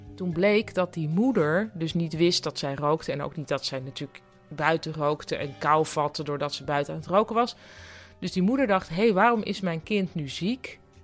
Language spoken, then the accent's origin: Dutch; Netherlands; moved away as an adult; also born or lived in Boston; want ik kwam uit Nederland